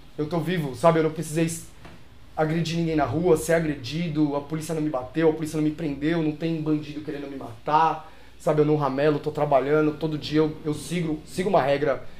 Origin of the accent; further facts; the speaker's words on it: São Paulo, Brazil; eu nasci em São Paulo, sou local de São Paulo, nasci na Vila Prudente, uhum. morei na Zona Leste